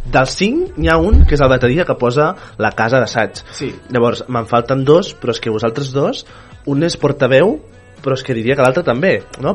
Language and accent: Catalan; Viladecavalls, Catalonia, Spain; jo sóc de Vila de Cavall